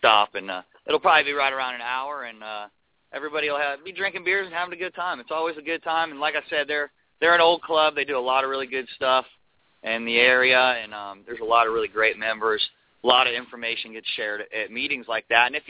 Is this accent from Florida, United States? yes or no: yes; Merritt Island, Florida, United States; I was born and raised here in Merritt Island, learning this water since I was a little kid